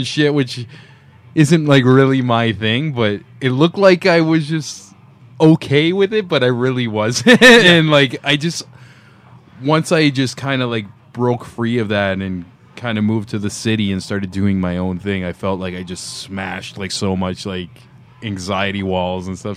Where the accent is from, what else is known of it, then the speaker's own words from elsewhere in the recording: Niagara Falls, Ontario, Canada; now in Toronto, Canada; I'm from like that direction to uh, Niagara Falls, yeah. little outskirts there